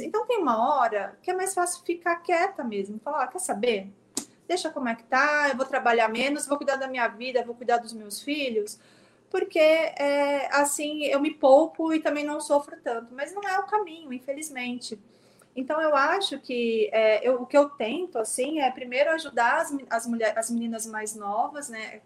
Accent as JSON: {"language": "Portuguese", "town": "São Vicente", "region": "São Paulo", "country": "Brazil", "tie": "born or raised there", "moved": "as an adult", "lives_now": "São Paulo, Brazil", "said": "Eu sou de São Vicente, eu me formei aí, eu cresci no bairro Bitaru, que é um bairro de periferia"}